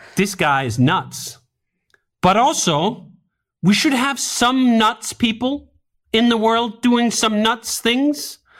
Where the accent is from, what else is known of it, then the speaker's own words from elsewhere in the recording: Denmark; moved away as an adult; now in United States; I'm originally from Denmark. I grew up in Denmark. I didn't move until I was twenty-five.